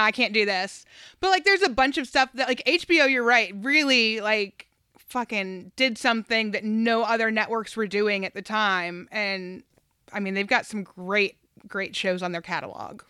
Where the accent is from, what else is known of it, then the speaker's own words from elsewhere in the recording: the South, United States; I'm from the South